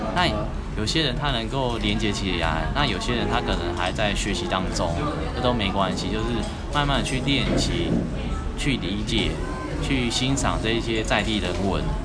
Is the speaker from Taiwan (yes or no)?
yes; Tucheng, New Taipei, Taiwan; 我开着家乡，有没有？新北是土城那个地方